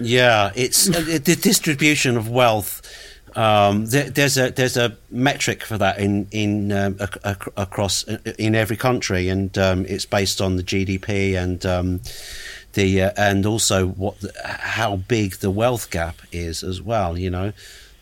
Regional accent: England, United Kingdom; moved away; back then I was living in England, and I'm from England originally

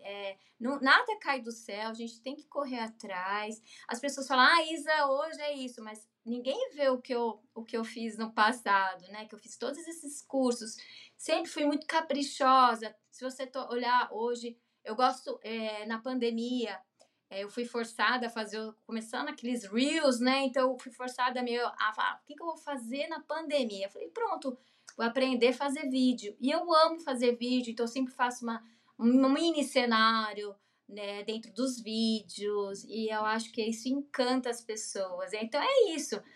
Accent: Mogi das Cruzes, São Paulo, Brazil; moved away as an adult; also born or lived in Fortaleza / Recife / Rio de Janeiro; now in São Paulo, Brazil; sou do, da Grande São Paulo, sou de Mogi das Cruzes

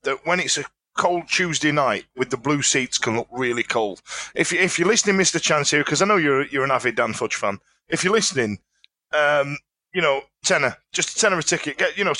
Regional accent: Yorkshire and the Humber, United Kingdom; we're from Yorkshire.

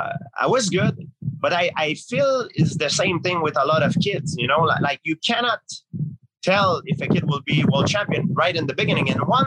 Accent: Canada; Now I realize it's all wrong because I'm from Canada, you know, and there's much, much worse place.

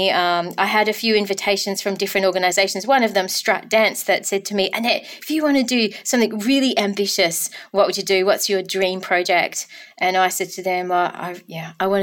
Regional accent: Denmark, Western Australia, Australia; my hometown of Denmark, Kurrabatbilia.

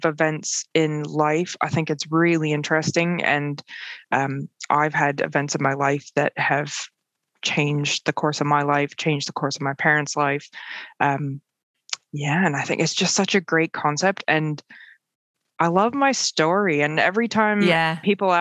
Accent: north of Toronto, Ontario, Canada; moved away as an adult; also born or lived in Halifax, Nova Scotia; now in Aylesford, United Kingdom; I grew up in outside of Toronto, north of Toronto, in a beautiful neighborhood

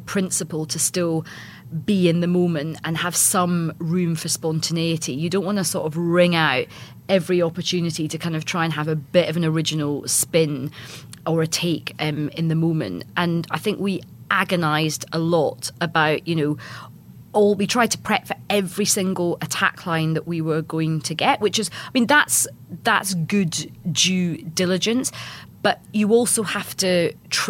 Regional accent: Scotland, United Kingdom; because I'm Scottish

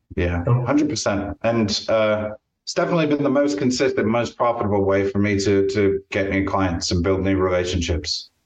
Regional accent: Champaign, Illinois, United States; born or raised there; now in Stratford-upon-Avon, United Kingdom

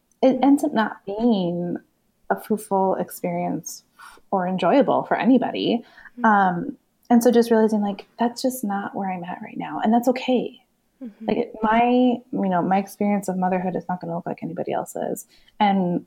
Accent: California, United States; moved away; I'm originally from California

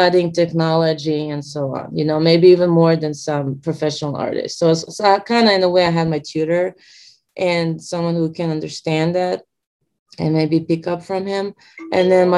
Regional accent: Belgrade, Serbia; moved away as an adult; now in Los Angeles, United States; I was born in Serbia, in Belgrade, 35 years ago. And I lived there only until like 5 years ago, actually. I moved to the States, so I live here in Los Angeles now.

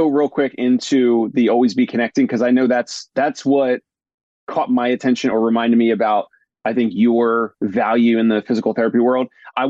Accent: New Jersey, United States; born or raised there; moved away as an adult; also born or lived in Brooklyn, New York

